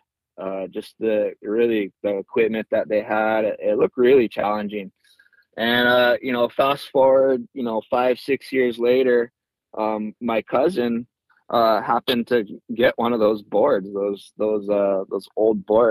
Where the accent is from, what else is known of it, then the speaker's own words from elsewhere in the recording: Hanalei, Hawaii, United States; also born or lived in North Shore, Oahu; growing up in Hanalei was really cool